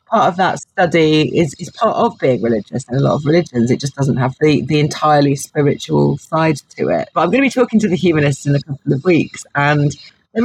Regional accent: Gloucestershire, South West England, United Kingdom; moved away as an adult; also born or lived in Oxford; now in London, United Kingdom; I'm from Gloucestershire originally

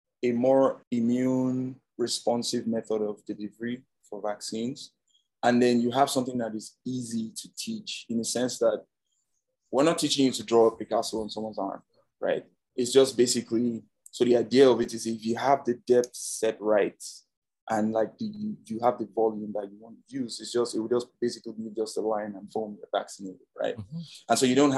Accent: Nigeria; now in United States; so I'm from Nigeria, I come from a third world country

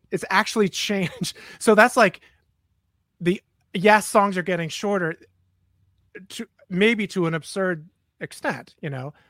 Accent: New York City, New York, United States; I'm from New York City

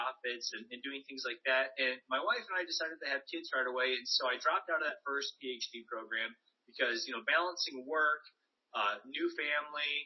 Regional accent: United States; the school system that I grew up in the States

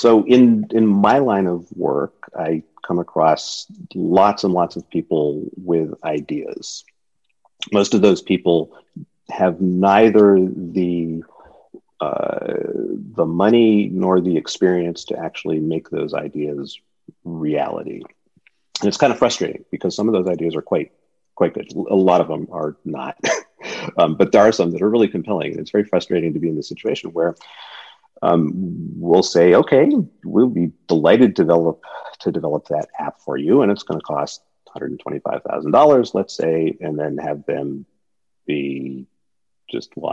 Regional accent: Woodbridge, Connecticut, United States; moved away as an adult; also born or lived in New Haven; now in California, United States; I went to Yale, but I grew up in Woodbridge

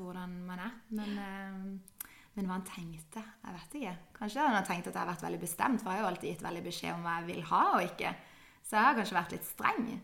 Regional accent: Kristiansand, Agder, Norway; jeg er født og oppvokst her i Kristiansand.

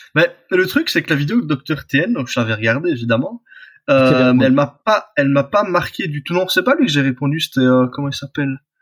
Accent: Belgium; je suis belge

